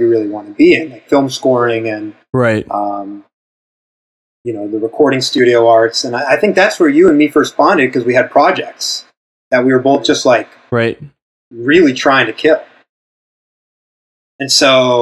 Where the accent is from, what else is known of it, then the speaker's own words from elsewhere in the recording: Windham, New Hampshire, United States; moved away as an adult; also born or lived in Londonderry, New Hampshire; now in New York, United States; I grew up in Windham, New Hampshire